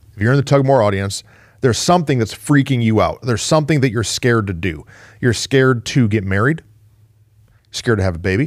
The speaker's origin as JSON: {"language": "English", "town": "Flint", "region": "Michigan", "country": "United States", "also_born_or_lived": "Mansfield", "moved": "yes", "said": "I'm from Flint, Michigan"}